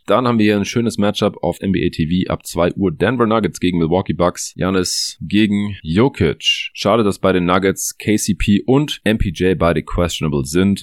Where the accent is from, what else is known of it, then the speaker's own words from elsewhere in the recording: Stuttgart, Baden-Württemberg, Germany; moved away; Ich bin gerade eher in Stuttgart hier in meiner alten Heimat